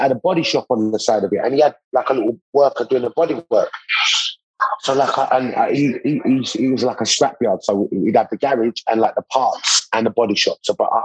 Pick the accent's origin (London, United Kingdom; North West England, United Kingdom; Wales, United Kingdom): London, United Kingdom; I grew up in East London